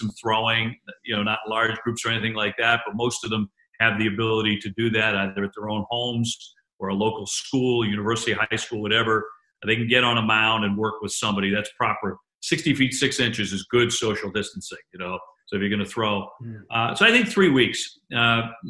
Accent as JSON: {"language": "English", "town": "Quincy", "region": "Massachusetts", "country": "United States", "tie": "born or raised there", "also_born_or_lived": "Boston / New Hampshire", "said": "I was born in Boston, born in the same hospital Ted Kennedy, Senator Ted Kennedy was born in, actually, and grew up in Quincy and then the South Shore of Massachusetts."}